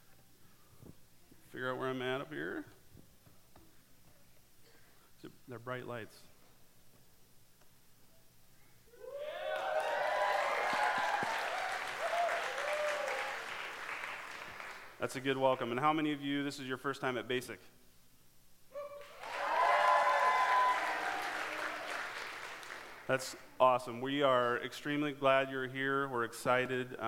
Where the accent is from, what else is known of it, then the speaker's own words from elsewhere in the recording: Cedar Falls, Iowa, United States; I grew up here in Cedar Falls, graduated from Cedar Falls High School